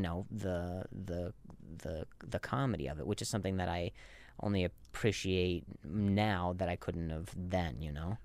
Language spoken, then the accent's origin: English; Las Vegas, Nevada, United States; moved away; also born or lived in Indiana; I grew up in Vegas, but I was born in, in Indiana